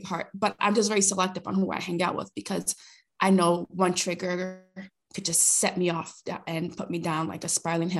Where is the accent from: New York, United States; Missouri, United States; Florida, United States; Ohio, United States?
New York, United States; New York City; first language Spanish; English is a second language; moved away as an adult; now in British Columbia, Canada; I'm originally from Brooklyn, New York